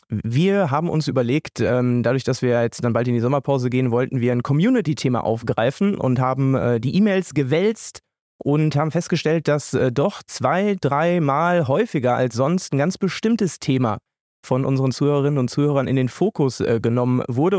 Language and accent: German; Münster, North Rhine-Westphalia, Germany; moved away; in Münster, in äh, meiner Heimat, dort, wo ich jetzt wieder lebe